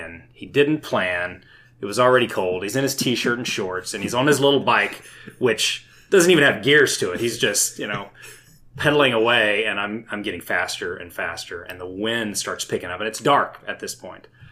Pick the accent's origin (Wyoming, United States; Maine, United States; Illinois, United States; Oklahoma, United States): Oklahoma, United States; Tulsa; now in Edmond, United States; I'm originally from Tulsa, but I've lived in Edmond for the last 20 so odd years